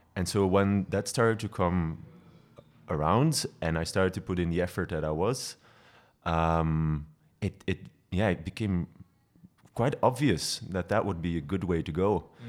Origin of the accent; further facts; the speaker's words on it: Belgian coast, Flanders, Belgium; moved away as an adult; also born or lived in Ghent; now in Brussels, Belgium; I grew up on the coast.